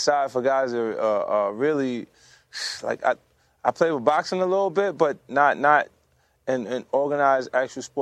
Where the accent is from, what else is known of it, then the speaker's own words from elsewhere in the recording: New York, United States; I'm such a New Yorker